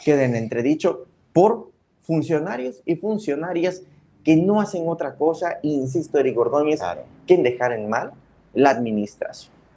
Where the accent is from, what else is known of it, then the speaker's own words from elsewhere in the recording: Tuxtla Gutiérrez, Chiapas, Mexico; como tuxlecos, como chiapanecos, como mexicanos